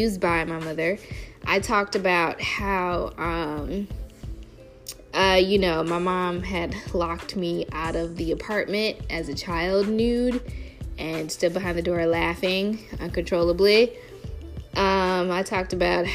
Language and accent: English; Chicago, Illinois, United States; I am a Chicagoan through and through to the core